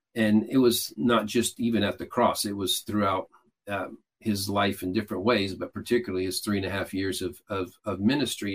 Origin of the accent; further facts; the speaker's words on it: Atlanta, Georgia, United States; I'm from Atlanta